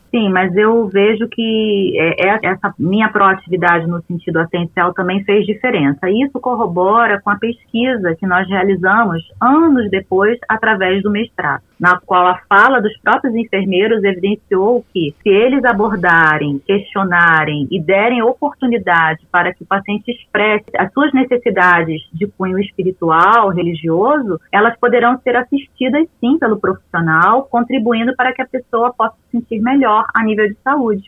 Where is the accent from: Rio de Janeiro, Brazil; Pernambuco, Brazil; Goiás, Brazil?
Rio de Janeiro, Brazil; moved away as an adult; also born or lived in São Paulo; now in Campo Grande, Brazil; sou natural do Rio de Janeiro